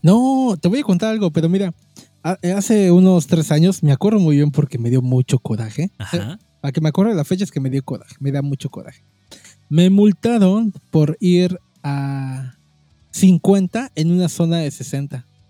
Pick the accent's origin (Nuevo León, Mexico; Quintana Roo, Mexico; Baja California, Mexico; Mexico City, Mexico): Quintana Roo, Mexico; Cancún; soy de la de Cancún